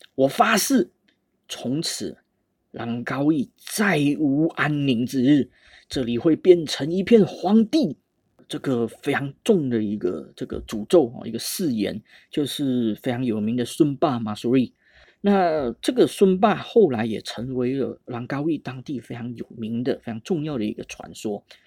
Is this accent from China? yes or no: no; Malaysia; 我们马来西亚人